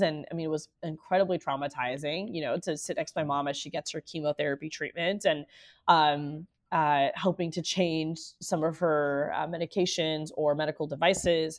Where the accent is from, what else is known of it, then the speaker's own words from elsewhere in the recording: Orlando, Florida, United States; I'm born and raised in Orlando as the daughter of immigrants.